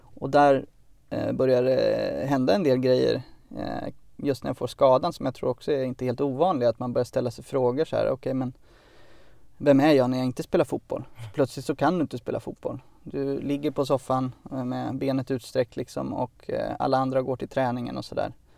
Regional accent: Örebro, Örebro County, Sweden; jag kom ju från Örebro, och vid den planen som låg vid, vid liksom, eh, lägenhetsområdet där vi bodde

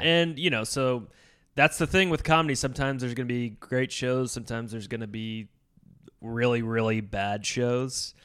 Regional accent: Endicott, New York, United States; my hometown, like, Endicott, Bin, Binghamton area, but I'm, like, the suburbs of Binghamton

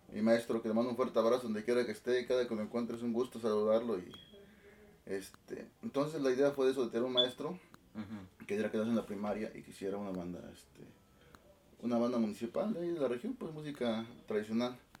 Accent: La Trinidad Ixtlán, Oaxaca, Mexico; moved away as an adult; also born or lived in Mexico City; Yo soy originario de un pueblo que se llama La Trinidad Ixlán, ahí del estado de Oaxaca

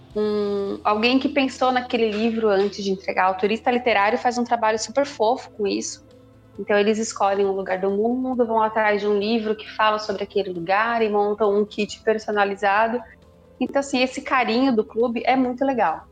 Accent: Brazil; accent: caipira; eu sou caipira

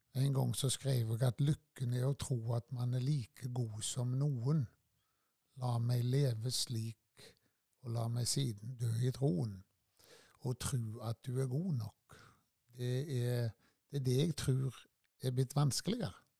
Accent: Tysvær, Rogaland, Norway; født og oppvokst på Førland. Og har bodd eh, med unntak av studieårene i Tysvær hele livet

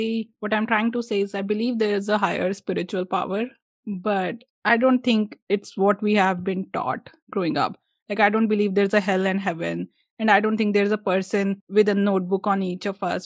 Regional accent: India

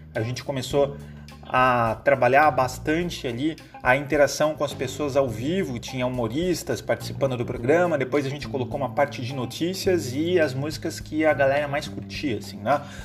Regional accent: North coast of São Paulo, Brazil; also born or lived in Limeira, São Paulo; sou natural de Limeira, interior de São Paulo, portanto caipira, mas criado aqui no litoral norte

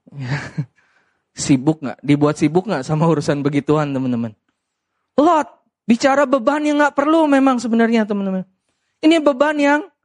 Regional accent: Medan, North Sumatra, Indonesia; saya orang Medan

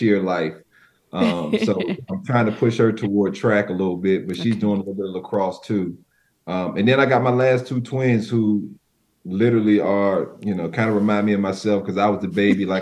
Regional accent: Virginia Beach, Virginia, United States; I'm from the Virginia area, kind of that Virginia Beach 757 area of Virginia

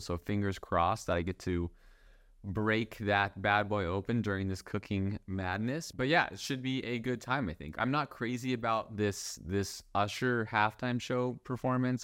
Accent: Las Vegas, Nevada, United States; my hometown of Las Vegas

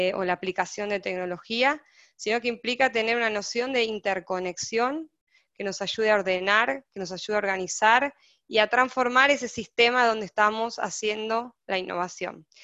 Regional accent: Argentina; moved away as an adult; now in Brazil; soy argentina, estoy en Brasil, viviendo hace ocho meses

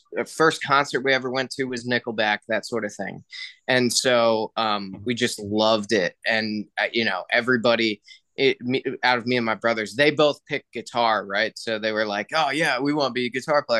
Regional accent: New Jersey, United States; I'm from Jersey

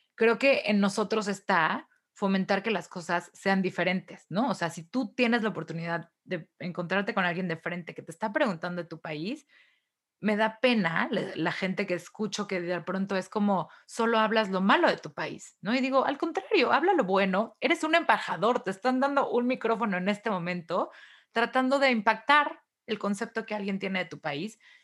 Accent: Mexico; moved away; yo estaba chiquilla y todavía vivía en México

